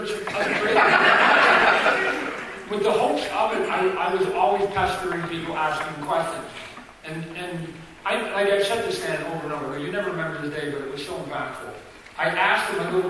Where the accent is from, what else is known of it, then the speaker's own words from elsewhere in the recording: Canada; I'm a Canadian kid